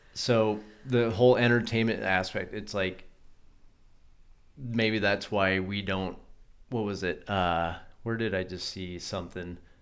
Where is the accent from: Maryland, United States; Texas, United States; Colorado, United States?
Colorado, United States; I grew up in Colorado